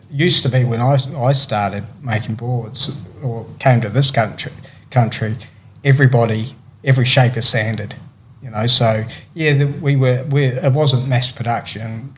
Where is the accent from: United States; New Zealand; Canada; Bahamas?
New Zealand; Christchurch, Canterbury; moved away; also born or lived in Tweed Heads, Australia; growing up in New Zealand